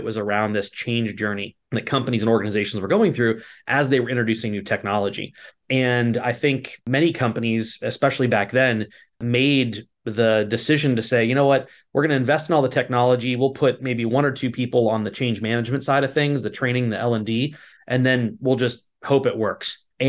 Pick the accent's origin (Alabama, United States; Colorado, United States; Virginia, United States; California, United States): Virginia, United States; born there; I was born in Virginia, and my father was in the banking industry.